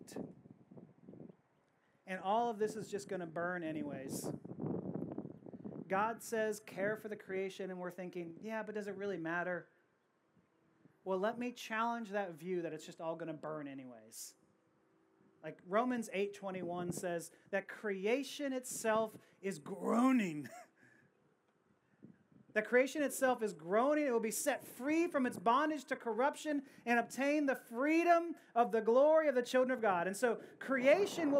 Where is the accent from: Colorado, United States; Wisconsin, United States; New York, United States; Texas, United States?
Texas, United States; Houston; I'm from Houston